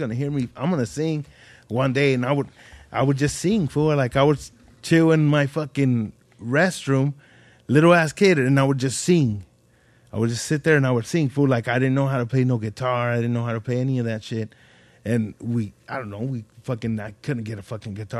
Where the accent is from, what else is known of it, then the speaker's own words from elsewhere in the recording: Ridgecrest, California, United States; when I was little, growing up in Ridgecrest, fool, it was a little ass town